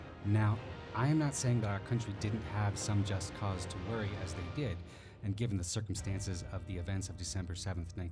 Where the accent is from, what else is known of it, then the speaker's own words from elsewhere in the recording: Cody, Wyoming, United States; my hometown of Cody, Wyoming